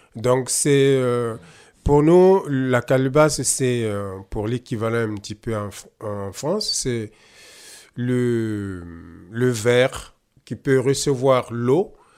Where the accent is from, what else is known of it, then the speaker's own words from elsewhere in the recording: Burkina Faso; first language Mooré; French is a second language; Au Burkina, euh, ma langue maternelle, c'est le Moré